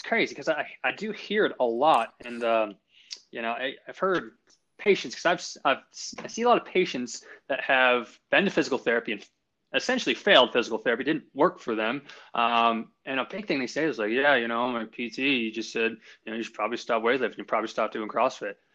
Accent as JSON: {"language": "English", "town": "Longmont", "region": "Colorado", "country": "United States", "tie": "born or raised there", "also_born_or_lived": "Boston, Massachusetts", "said": "I'm from Boston, but I moved out here when I was five, and I grew up just south of Loveland and Longmont. I graduated Longmont High School 2007."}